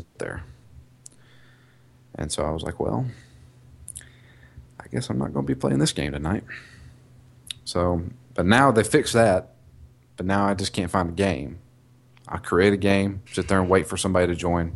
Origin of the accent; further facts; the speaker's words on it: the South, United States; I'm from the South.